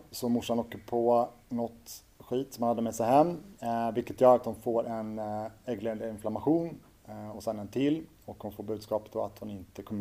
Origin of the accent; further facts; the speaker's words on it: Orminge, Stockholm County, Sweden; sen genom partiet då, som det hette så fick hon en bostad ute i Orminge. Det var där jag växte upp mina första år.